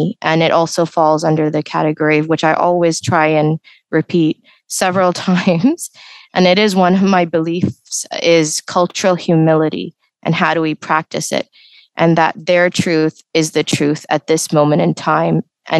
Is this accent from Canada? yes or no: yes; Canada; English is a second language; also born or lived in United Arab Emirates; my background is Indian in heritage, but I was born in the United Emirates. I stayed here for a couple of years, and then I moved to Canada for a majority of my life.